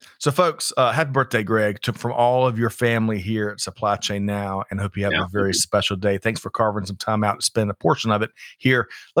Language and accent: English; Aiken, South Carolina, United States; That was an acronym we grew up with in Aiken, South Kakalaki.